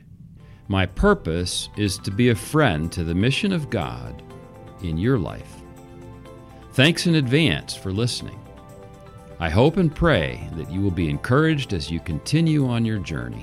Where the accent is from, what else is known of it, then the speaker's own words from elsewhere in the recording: Pittsburgh, Pennsylvania, United States; now in Sylvania, United States; We grew up in Pittsburgh, Pennsylvania, which, by the way, makes us Steeler fans